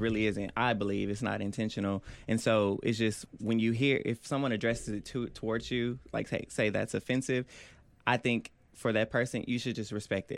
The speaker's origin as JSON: {"language": "English", "town": "Oklahoma City", "region": "Oklahoma", "country": "United States", "said": "I'm from Northwest Oklahoma City, Oklahoma."}